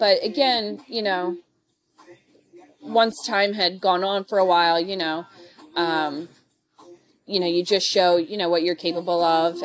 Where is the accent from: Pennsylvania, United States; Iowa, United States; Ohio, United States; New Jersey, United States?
Pennsylvania, United States; Philadelphia; I am originally from Philly